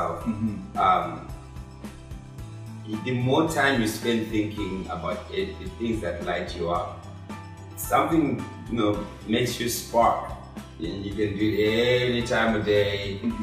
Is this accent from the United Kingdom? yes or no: no; Zimbabwe; moved away as an adult; now in Austin, United States; I'm an immigrant, I'm a foreign person, I was born in Zimbabwe